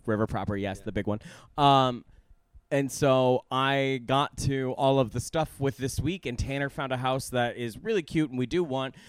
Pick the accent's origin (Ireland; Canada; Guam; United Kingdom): Guam; moved away; I was born on Guam